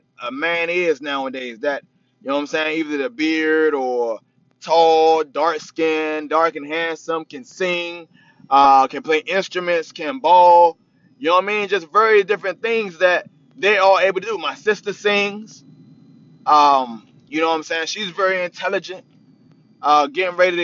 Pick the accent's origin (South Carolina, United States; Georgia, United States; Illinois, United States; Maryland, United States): Maryland, United States; Capitol Heights; also born or lived in Washington, D.C.; now in Roanoke, United States; I was born in Washington, D.C., originally from PG County, Capitol Heights. Bounced all around Capitol Heights